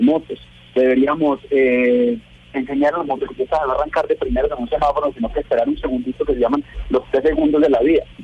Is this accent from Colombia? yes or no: yes; Colombia; mi país